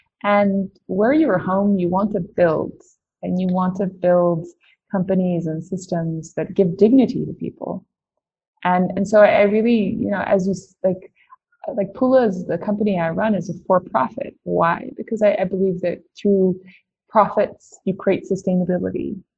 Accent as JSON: {"language": "English", "country": "Tanzania", "tie": "born or raised there", "said": "I grew up in Tanzania in East Africa. And I would say my grandparents were missionaries. I grew up my dad is that was a doctor. I grew up in a hospital in rural Tanzania."}